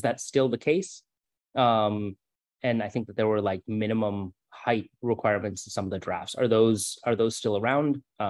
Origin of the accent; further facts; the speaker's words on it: Ann Arbor, Michigan, United States; moved away as an adult; also born or lived in Bay Area, California; I grew up in Ann Arbor, moved away for a couple of years to the Bay Area, a much denser metro area.